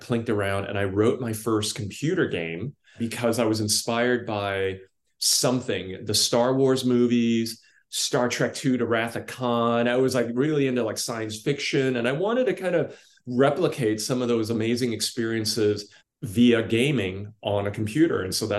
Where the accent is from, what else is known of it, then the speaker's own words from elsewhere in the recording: Brooklyn, New York, United States; also born or lived in London; Yeah, I was born in London, and I was born to a single mom, and we didn't have two dimes to rub together. So we moved to Brooklyn, where we lived in a really crappy apartment.